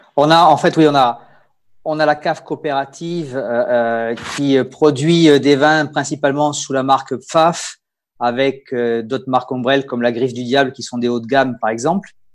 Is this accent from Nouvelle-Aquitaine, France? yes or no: yes; Bordeaux, Nouvelle-Aquitaine, France; accent: Bordelais; moved away as an adult; also born or lived in Hungary / Gers / Rhône Valley; now in Alsace, France; j'ai l'accent bordelais puisque j'ai fait, j'ai passé mon enfance à Bordeaux